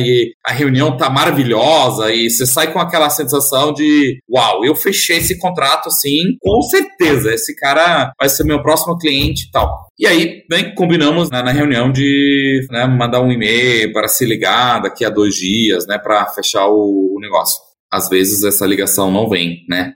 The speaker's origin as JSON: {"language": "Portuguese", "country": "Germany", "tie": "born or raised there", "also_born_or_lived": "Netherlands / United States", "second_language": "Portuguese", "moved": "as an adult", "lives_now": "Brazil", "said": "eu sou alemão, é, nasci e cresci na Alemanha, é numa cidadezinha bastante pequena"}